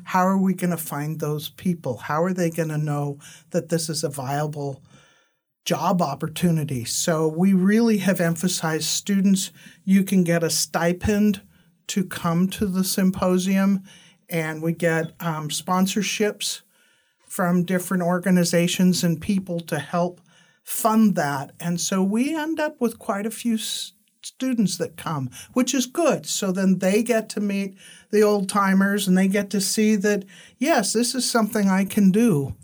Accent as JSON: {"language": "English", "town": "San Francisco", "region": "California", "country": "United States", "tie": "born or raised there", "said": "I was born in San Francisco."}